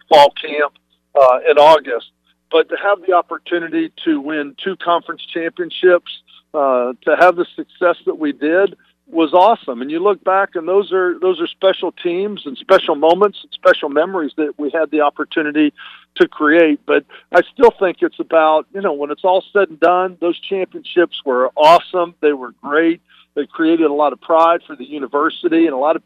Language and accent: English; Fayetteville, Arkansas, United States; moved away; I grew up in Fayetteville, Arkansas, a small town